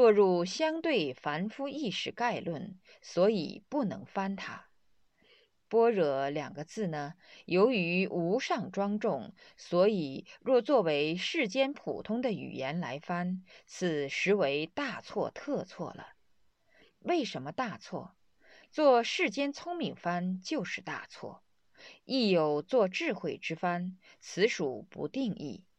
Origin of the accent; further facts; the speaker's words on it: Sichuan, China; 刚刚来了以后是到河南，后几年住在我的家乡，在雾中山建立的庙宇。